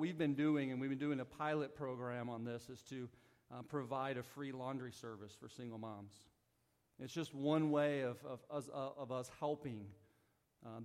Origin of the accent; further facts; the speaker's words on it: Southern Missouri, United States; moved away; So I'm from the Midwest. Like, I'm a Southern Missouri country boy